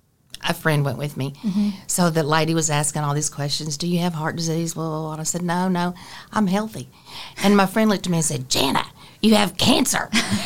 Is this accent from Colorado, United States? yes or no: no; Texas, United States; I'm from Texas